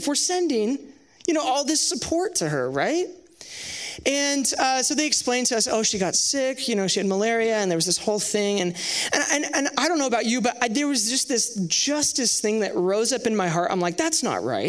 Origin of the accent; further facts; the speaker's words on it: Sherwood, Oregon, United States; I grew up in Sherwood, just down the street from here